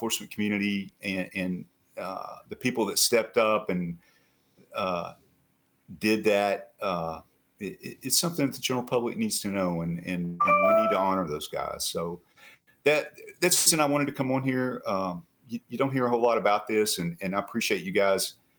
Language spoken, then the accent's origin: English; West Virginia, United States; moved away as an adult; I was the assistant special agent in charge of all the offices in West Virginia